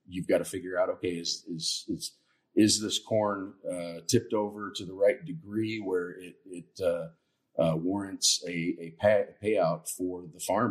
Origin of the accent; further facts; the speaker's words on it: Indiana, United States; we're from Indiana, we're corn country